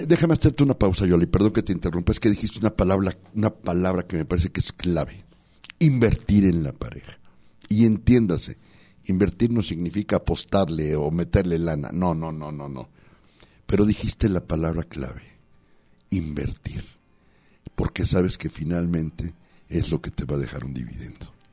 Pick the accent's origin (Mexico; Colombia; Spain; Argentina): Mexico; Los Mochis, Sinaloa; mi pueblo de mi tierrita saludos a los mochis